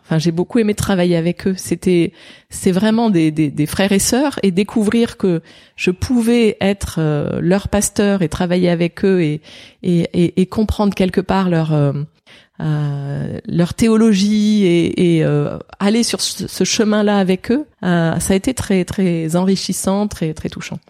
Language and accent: French; Saint-Étienne, Auvergne-Rhône-Alpes, France; moved away; j'ai grandi à Saint-Étienne. Je ne suis pas née, mais j'ai grandi à Saint-Étienne.